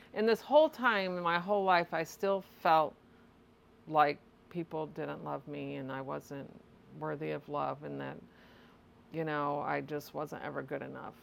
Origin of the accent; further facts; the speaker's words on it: Litchfield, Illinois, United States; I was born and raised in Litchfield, Illinois.